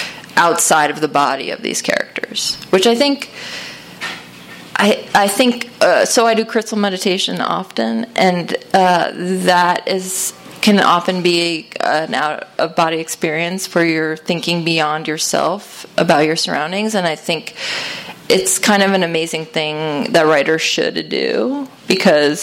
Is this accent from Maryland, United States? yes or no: no; Connecticut, United States; I grew up in Connecticut, and I grew up in, like, a wealthy town